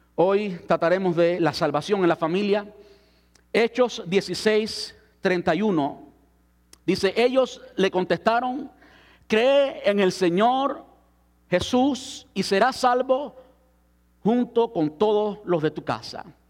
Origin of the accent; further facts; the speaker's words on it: Cuba; moved away; antes de salir de mi país. Soy cubano